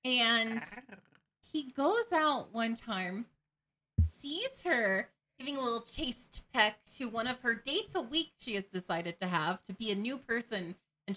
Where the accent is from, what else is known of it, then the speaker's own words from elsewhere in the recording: Atlanta, Georgia, United States; growing up in Atlanta